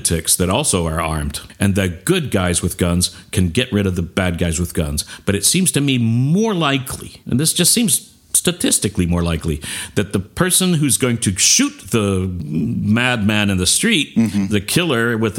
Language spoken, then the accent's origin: English; Texas, United States; I'm from Texas